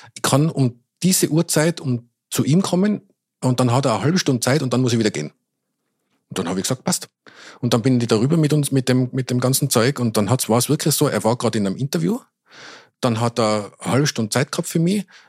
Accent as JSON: {"language": "German", "region": "Tyrol", "country": "Austria", "accent": "Tyrolean", "moved": "yes", "lives_now": "Vienna, Austria", "said": "wenn ich länger in Tirol bin, wieder viel mehr ins Tirolerische verfall"}